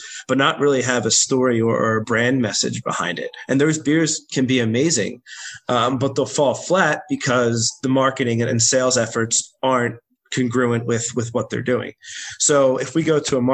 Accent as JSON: {"language": "English", "town": "Drexel Hill", "region": "Pennsylvania", "country": "United States", "tie": "born or raised there", "said": "it's the first street I grew up on in Drexel Hill in Delaware County. So Kenwood was my street that I spent the first 10, 15 years of my life."}